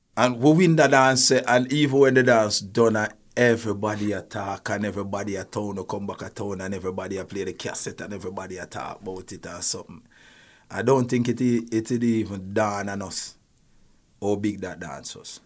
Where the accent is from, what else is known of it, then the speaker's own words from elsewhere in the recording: Spanish Town, Jamaica; I'm from De La Vega City, and we were so, we are such a tight-knit community